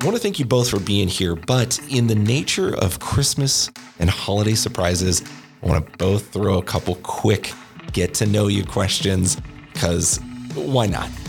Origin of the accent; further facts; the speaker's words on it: Oregon, United States; now in New Mexico, United States; I'm a transplant, as they say. I am from Oregon